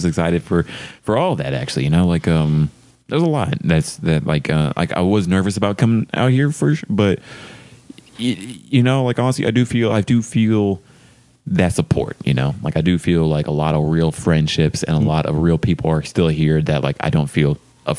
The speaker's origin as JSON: {"language": "English", "region": "Texas", "country": "United States", "said": "Maybe because I'm from Texas"}